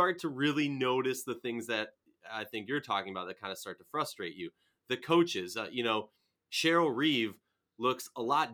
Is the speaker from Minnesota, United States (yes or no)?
yes; Minnesota, United States; I'm from Minnesota